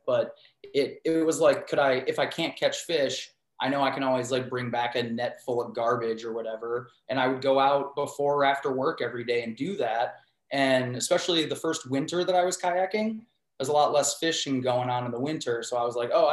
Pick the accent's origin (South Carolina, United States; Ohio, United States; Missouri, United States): Ohio, United States; Cleveland; born or raised there; also born or lived in Pittsburgh